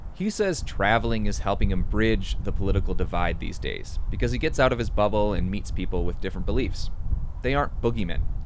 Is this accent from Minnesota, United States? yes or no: no; Washington, District of Columbia, United States; I'm from Washington, D.C.